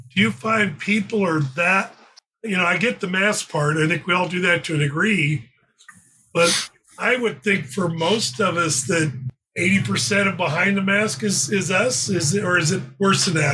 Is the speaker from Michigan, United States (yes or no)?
no; Phoenix, Arizona, United States; moved away as an adult; also born or lived in California; I grew up in Phoenix.